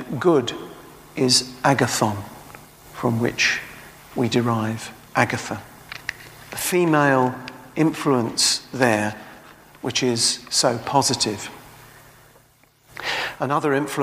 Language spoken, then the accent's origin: English; Tilbury, East of England, United Kingdom; moved away; I come from Tilbury